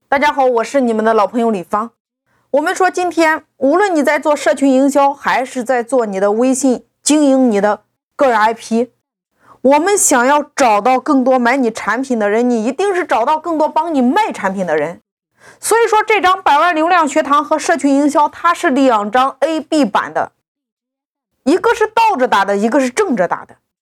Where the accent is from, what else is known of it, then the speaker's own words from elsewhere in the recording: China; 我们中国人